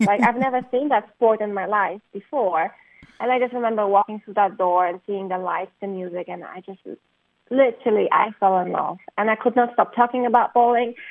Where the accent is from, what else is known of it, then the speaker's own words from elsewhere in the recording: Poland; moved away as an adult; I was raised in Poland and I was there for 19 years of my life before I went to the university